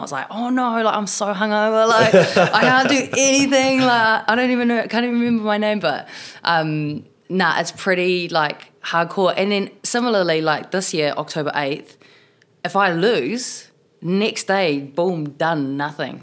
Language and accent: English; Tokoroa, Waikato, New Zealand; also born or lived in South Auckland; now in Wellington, New Zealand; I was born in South Auckland, grew up in the South Waikato in Tokoroa, and, um, now I live in Wellington